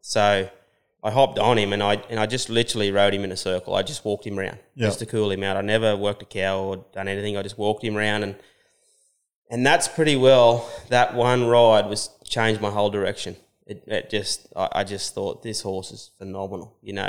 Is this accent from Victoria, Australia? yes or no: no; Dungog, New South Wales, Australia; also born or lived in Dubbo; Hunter Valley. The first sort of 12 years that I was around was Dungog, and then we moved out west around Dubbo.